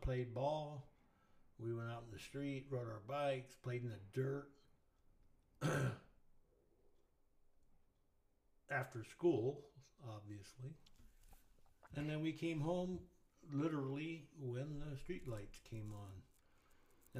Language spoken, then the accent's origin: English; Willits, California, United States; I grew up in a town called Willits, California